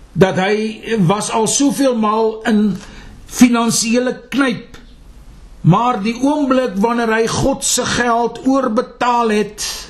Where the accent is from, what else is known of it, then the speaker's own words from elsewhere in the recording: South Africa; ons as Afrikaners hier in die suidelike punt van Afrika geplaas.